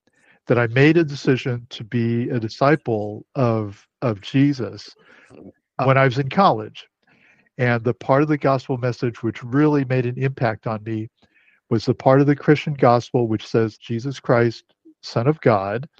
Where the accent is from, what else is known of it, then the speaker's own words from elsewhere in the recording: United States; I'm Chinese American, I'm third generation